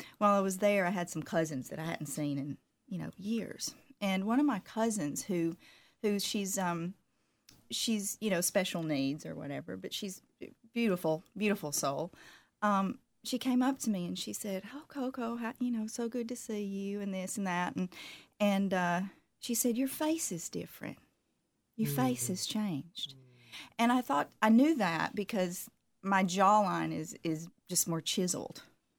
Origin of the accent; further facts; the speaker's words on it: Southern United States, United States; Of course, now I'm from the South, so I try to always put on makeup